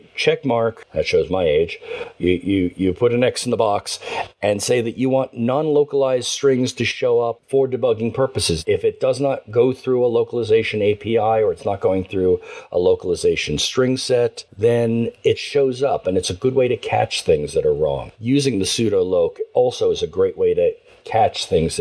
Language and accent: English; United States; born and raised in the United States